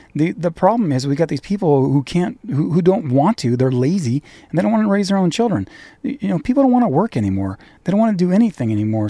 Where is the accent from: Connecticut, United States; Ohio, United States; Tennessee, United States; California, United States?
California, United States; also born or lived in Irvine, Orange County; I'm a Californian. I'm an, I'm in Orange County. I live in Irvine